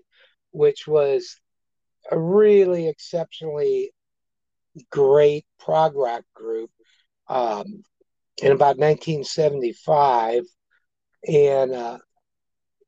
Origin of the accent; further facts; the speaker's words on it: St. Louis, Missouri, United States; we grew up in North St. Louis in Ferguson on a street called Highmount